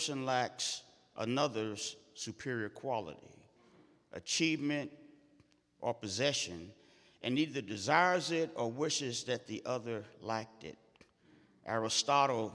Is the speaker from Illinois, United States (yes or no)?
no; St. Louis, Missouri, United States; moved away as an adult; I first came back to St. Louis after growing up in North St. Louis